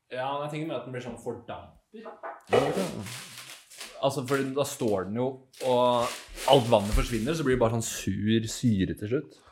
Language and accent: Norwegian; Asker, Akershus, Norway; Jeg er jo fra Asker, jeg òg